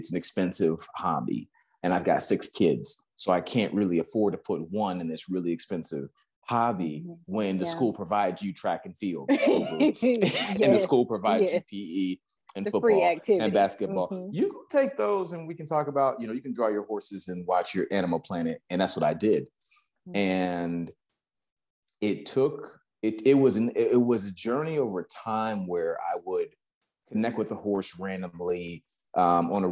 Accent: Texas, United States; moved away as an adult; now in Los Angeles, United States; People hear the accent, they see the truck, they see I ride horses, and they say, where are you from? And I say, Texas

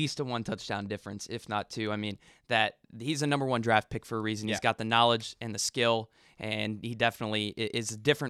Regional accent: Indiana, United States; I grew up here in Indiana

